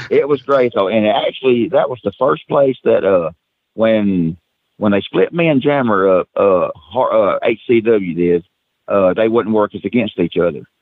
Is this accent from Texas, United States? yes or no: no; McMinnville, Tennessee, United States; born and raised right here in uh, McMinnville, Tennessee